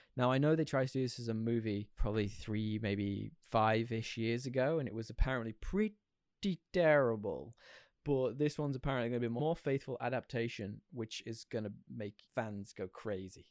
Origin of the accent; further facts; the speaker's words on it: Yorkshire and the Humber, United Kingdom; where I'm from in the U K, Yorkshire, if anyone has guessed my accent